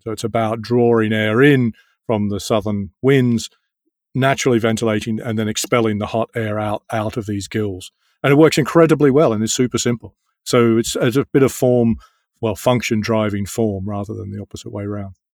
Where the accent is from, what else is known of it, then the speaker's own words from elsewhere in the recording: Australia; moved away as an adult; now in London, United Kingdom; I grew up in Australia